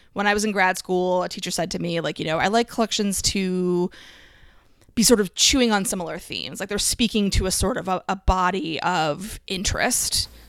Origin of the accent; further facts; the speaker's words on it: Allentown, Pennsylvania, United States; moved away; I grew up in Allentown, um, but we did move.